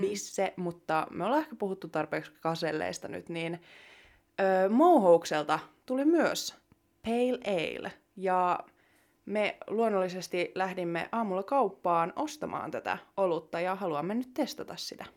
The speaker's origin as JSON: {"language": "Finnish", "town": "Jyväskylä", "region": "Central Finland", "country": "Finland", "said": "täältä Jyväskylästä, jossa mekin ollaan niin kotoisin"}